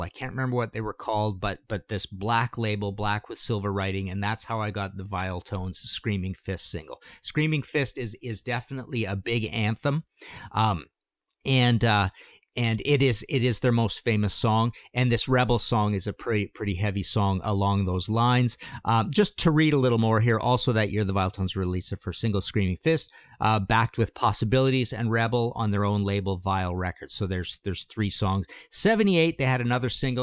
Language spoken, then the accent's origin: English; Canada; I'm from Canada